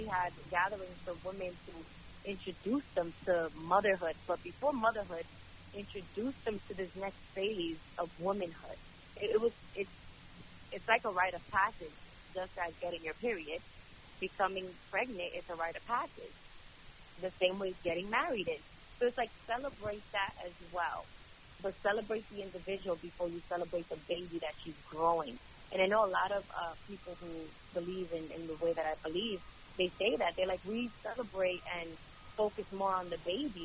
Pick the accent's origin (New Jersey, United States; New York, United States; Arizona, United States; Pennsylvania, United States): New York, United States; New York City; I grew up in Brooklyn, East New York